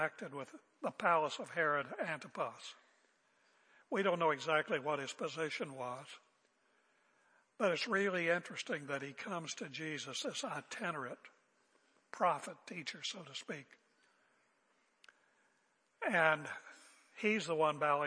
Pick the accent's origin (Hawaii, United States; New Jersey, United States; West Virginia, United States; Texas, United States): West Virginia, United States; moved away; when I was growing up in West Virginia, I almost played basketball with Jerry West, but we moved